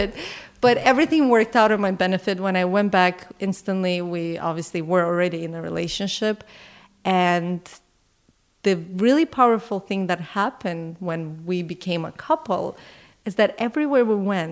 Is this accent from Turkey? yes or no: no; Canada; as a Canadian